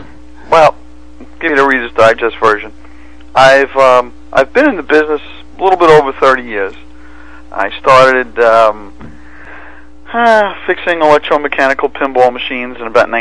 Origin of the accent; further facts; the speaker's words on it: New York City, New York, United States; accent: Brooklyn; moved away as an adult; now in New Jersey, United States; my accent gives away my Brooklyn, New York background.